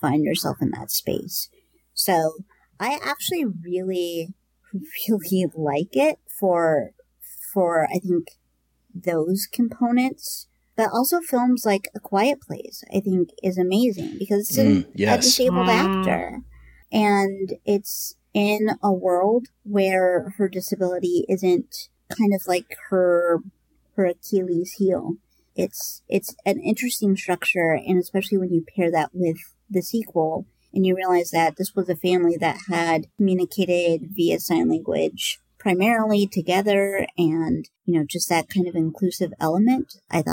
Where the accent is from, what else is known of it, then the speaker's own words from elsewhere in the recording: Southwest Iowa, United States; also born or lived in Nebraska; I grew up in Southwest Iowa